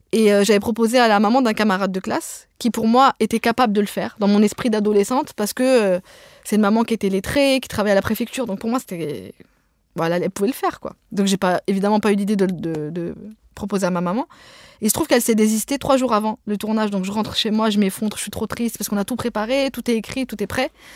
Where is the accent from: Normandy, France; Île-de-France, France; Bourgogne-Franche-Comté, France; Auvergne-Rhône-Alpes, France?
Île-de-France, France; Pantin; first language Arabic (Algerian Darija); French is a second language; dans le quartier des Courtilières à Pantin, là où j'ai grandi